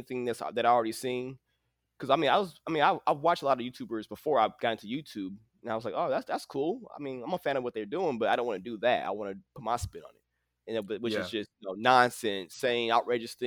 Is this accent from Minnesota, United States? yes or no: yes; St. Paul, Minnesota, United States; now in Austin, United States; I'm originally from St. Paul, Minnesota